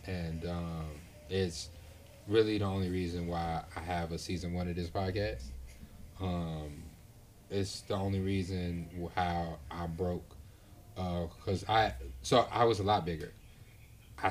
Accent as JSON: {"language": "English", "town": "Chicago", "region": "Illinois", "country": "United States", "said": "Me in Chicago. I'm from the South Side."}